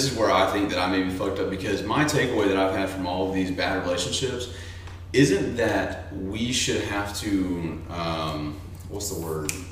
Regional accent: the South, United States; I'm from the South and I come from a very religious family.

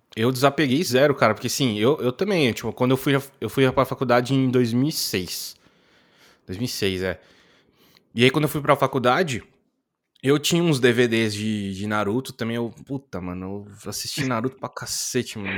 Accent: interior of São Paulo state, Brazil; eu sou do interior de São Paulo

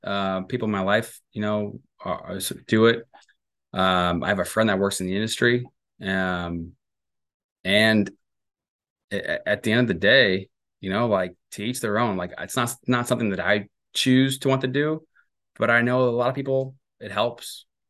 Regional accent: St. Louis, Missouri, United States; I was raised Catholic in St. Louis, and you know, I went to a Catholic grade school, and you know, in Florissant, Missouri, there was a lot of Catholic grade schools

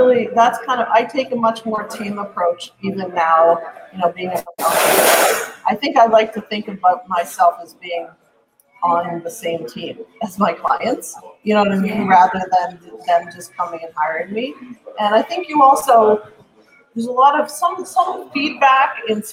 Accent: Cape Breton Island, Nova Scotia, Canada; now in Halifax, Canada; I'm originally from Cape Breton Island in Nova Scotia, but I have moved to Halifax

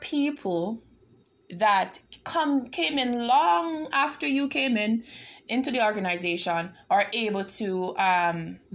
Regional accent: Toronto, Ontario, Canada; I'm from Toronto

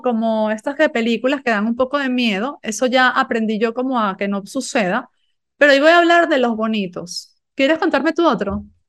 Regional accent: Galicia, Spain; Yo vivía en una aldea en Galicia donde había, no sé, 100 personas

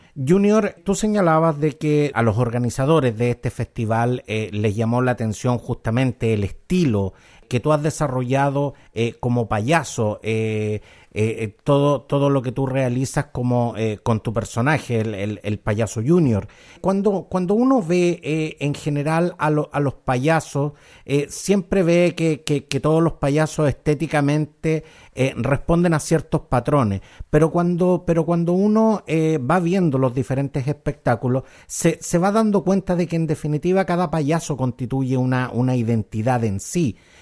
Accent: Chile; Nuestro querido Chile

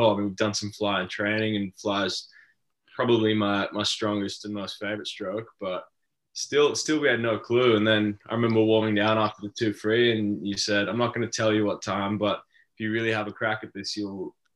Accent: Australia; being Australian

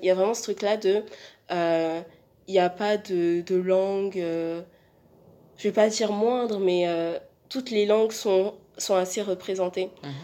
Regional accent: France; en tant que Français

